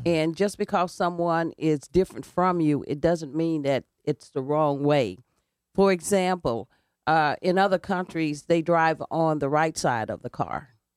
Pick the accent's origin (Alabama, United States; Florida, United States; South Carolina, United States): Alabama, United States; also born or lived in Indiana; now in New Haven, United States; I grew up in the segregated South, and I grew up basically around, uh, black people in a black community.